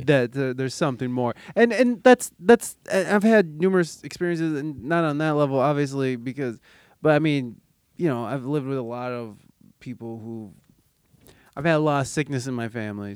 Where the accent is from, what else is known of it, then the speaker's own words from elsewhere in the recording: United States; as an American